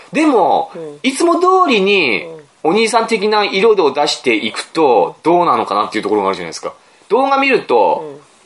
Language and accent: Japanese; Aomori, Japan; 僕、青森の出身の作家